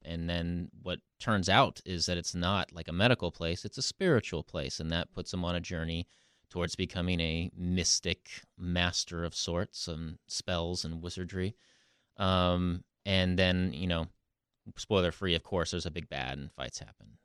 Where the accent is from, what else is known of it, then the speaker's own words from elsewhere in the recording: the Northwest, Pacific Northwest, United States; growing up in the Northwest